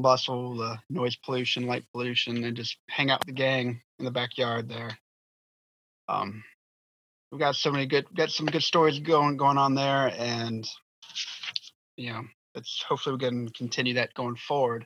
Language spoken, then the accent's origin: English; Southern Virginia, United States; moved away; also born or lived in Wilmington; Growing up in Southern Virginia, you got maple and oak trees all over the backyard.